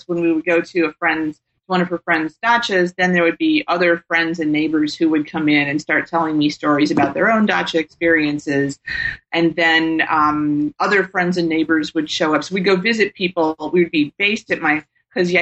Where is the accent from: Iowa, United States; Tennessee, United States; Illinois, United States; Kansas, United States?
Tennessee, United States; moved away as an adult; also born or lived in Indiana; now in California, United States; I grew up in Tennessee